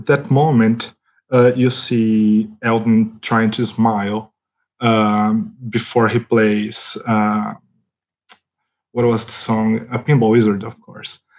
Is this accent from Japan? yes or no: no; Brazil; English is a second language; I come from Brazil